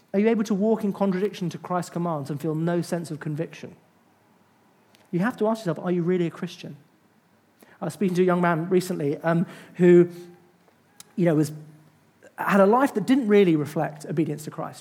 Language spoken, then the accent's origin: English; United Kingdom; I'm British